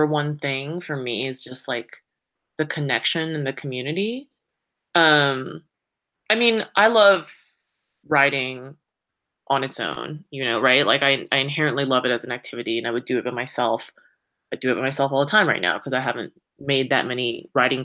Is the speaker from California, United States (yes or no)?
yes; Saratoga, California, United States; now in Boulder, United States; I grew up in the Bay Area, so about an hour south of San Francisco, in this little town of Saratoga